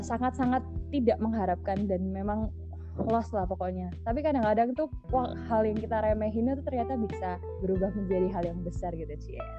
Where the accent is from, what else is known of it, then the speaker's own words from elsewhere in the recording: Surabaya, East Java, Indonesia; moved away as an adult; now in Bontang, Indonesia; lahir di Surabaya sampai hmm. sampai 2017 di Surabaya